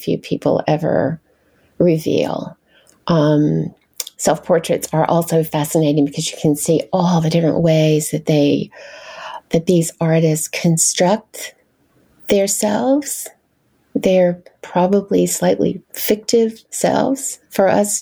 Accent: North Carolina, United States; moved away as an adult; now in Washington, D.C., United States; I'm originally from the South, from North Carolina

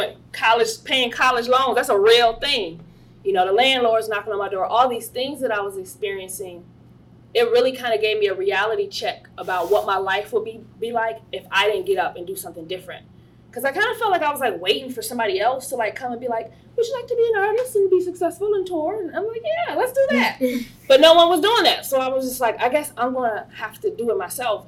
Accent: Chicago, Illinois, United States; I grew up in Chicago

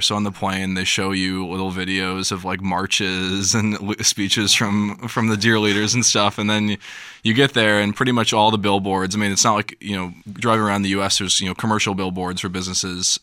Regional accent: Davenport, Iowa, United States; I'm also from Davenport, Iowa.

